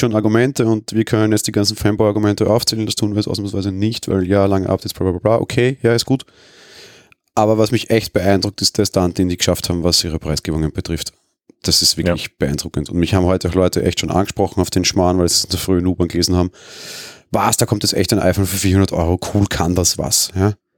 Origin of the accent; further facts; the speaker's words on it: Austria; als Österreicher